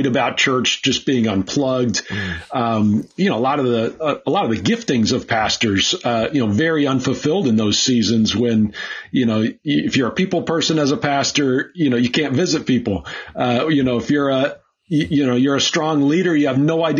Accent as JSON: {"language": "English", "region": "Minnesota", "country": "United States", "tie": "born or raised there", "also_born_or_lived": "Pennsylvania", "moved": "yes", "said": "when I moved away from Minnesota"}